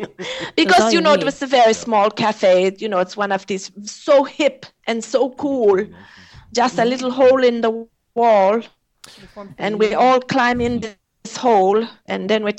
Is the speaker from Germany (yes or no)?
yes; Germany; I'm a different kind of German